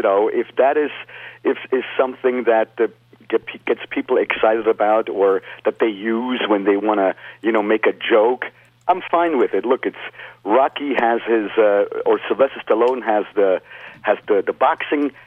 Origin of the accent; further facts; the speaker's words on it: Lucerne, Switzerland; moved away as an adult; now in United States; I was born in Luzern, exactly, in the Swiss part or the German part of Switzerland.